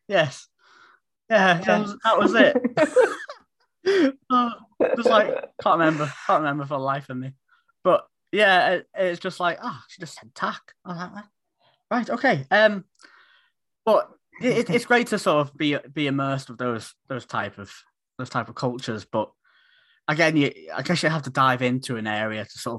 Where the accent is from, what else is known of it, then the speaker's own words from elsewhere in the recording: Isle of Man; because I'm from the Isle of Man originally.